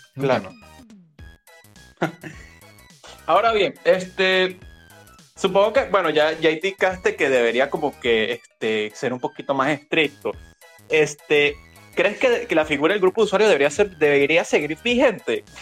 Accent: Venezuela; al ser yo venezolano

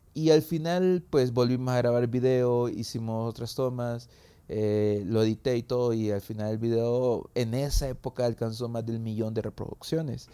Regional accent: San Salvador, El Salvador; soy de El Salvador, de San Salvador

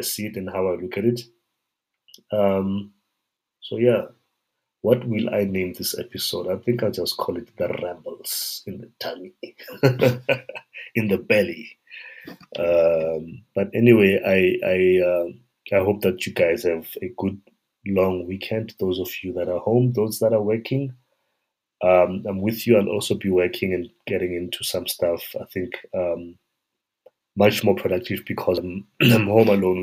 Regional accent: South Africa; a South African person and a child that grew up in this environment

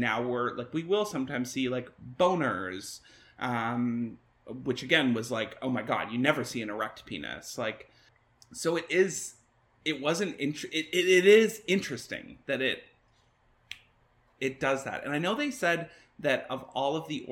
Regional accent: Canada; as like Canadian people

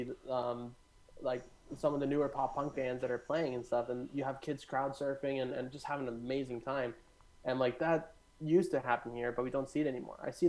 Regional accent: Caledon, Ontario, Canada; also born or lived in Hamilton; I grew up in Caledon in that house

